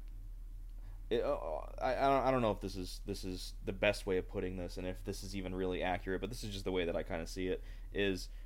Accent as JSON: {"language": "English", "country": "United States", "said": "as an American"}